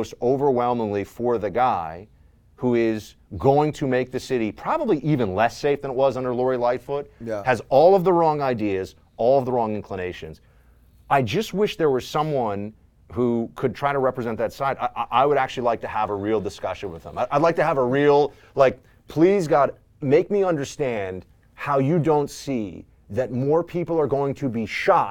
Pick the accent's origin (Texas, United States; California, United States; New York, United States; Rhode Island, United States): New York, United States; New York City; I was told as a kid growing up in New York City by my school